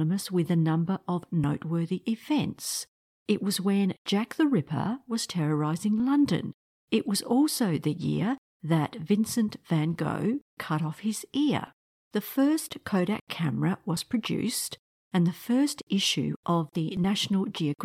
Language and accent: English; New South Wales, Australia; also born or lived in Croatia; coming from Australia, I have never seen snow in my life, although that's not quite right, because I was born in Croatia, and I have photos of myself in the snow at the age of about 3. But then we migrated to Australia